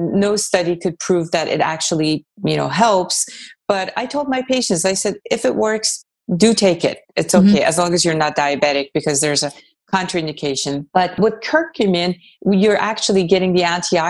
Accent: Iran; moved away; I was born in Iran, so I'm very familiar with Persian cuisine

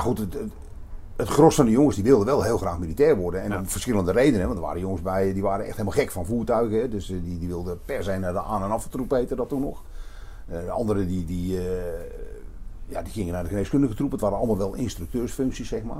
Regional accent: Hilversum, North Holland, Netherlands; moved away as an adult; also born or lived in Roosendaal; now in Nispen, Netherlands; ik ben opgegroeid in Hilversum, aan de rand van de hei.

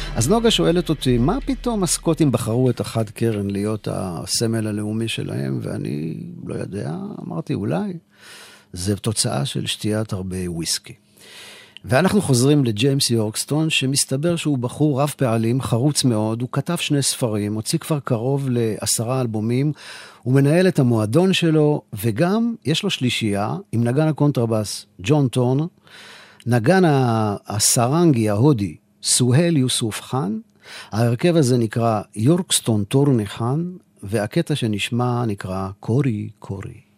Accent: Israel; מישראל, כן, מישראל

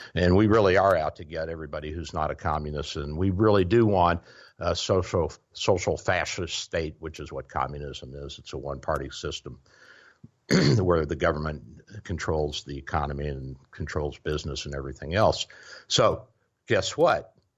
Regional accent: the South, United States; I'm a Southerner

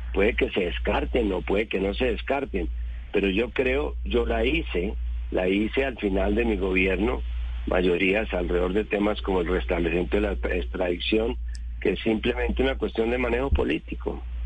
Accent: Bogotá, Bogotá Capital District, Colombia; como bogotano

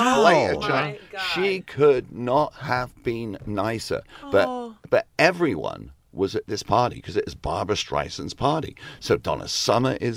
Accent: England, United Kingdom; moved away; are you from England? And I said, yes

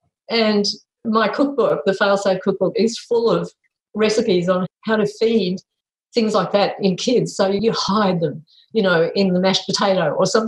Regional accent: Italy; Because we come from Italy and that's what people do.

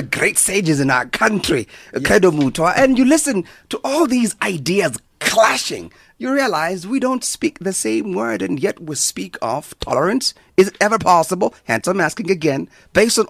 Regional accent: South Africa; as a South African people

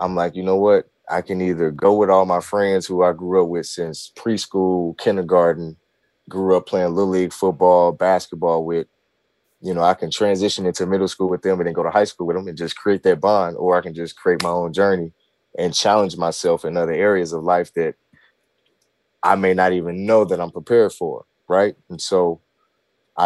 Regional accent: Vinita Park, Missouri, United States; I grew up in Vernita Park, which is U City, Normandy District

